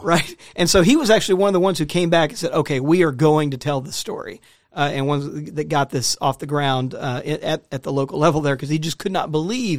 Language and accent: English; Jackson, Mississippi, United States; I grew up in Mississippi